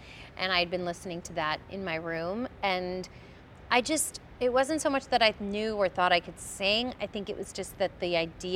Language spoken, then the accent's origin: English; New York City, New York, United States; I was born in the Bronx.